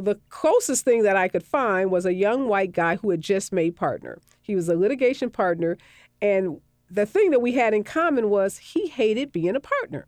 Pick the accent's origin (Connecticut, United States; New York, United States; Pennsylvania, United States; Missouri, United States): Missouri, United States; St. Louis; moved away; I worked in Saint Louis, which is my hometown